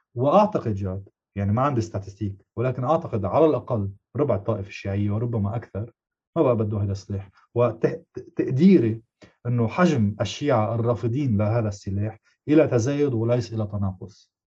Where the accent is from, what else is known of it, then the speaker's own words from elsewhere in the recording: Lebanon; moved away; انا اولا لبناني